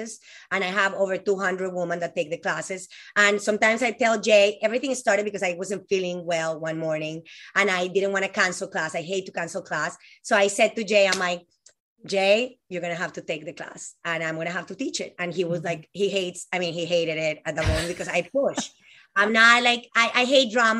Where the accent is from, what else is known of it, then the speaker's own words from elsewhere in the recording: Colombia; moved away as an adult; now in United States; I'm from Colombia, this girl that moved here, 18 years old.